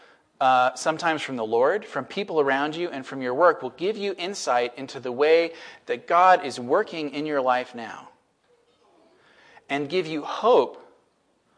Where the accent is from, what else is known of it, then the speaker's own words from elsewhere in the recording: Washington, United States; moved away as an adult; now in Bellingham, United States; I grew up in Washington, went to University of Washington, and then was away for 12 years, and then got called back in 2016 to move to Bellingham